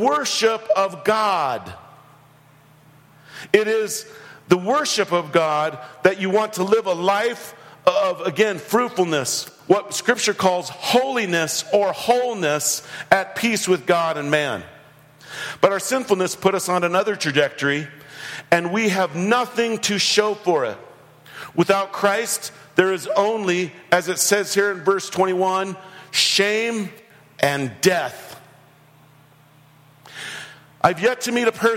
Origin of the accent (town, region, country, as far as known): United States